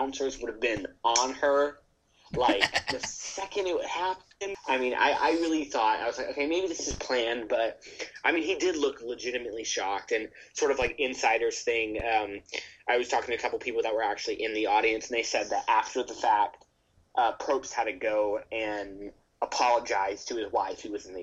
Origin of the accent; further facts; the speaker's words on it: California, United States; I'm from California